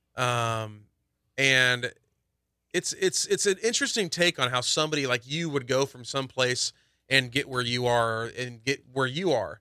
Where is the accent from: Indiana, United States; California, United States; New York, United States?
Indiana, United States; moved away; I'm from Indiana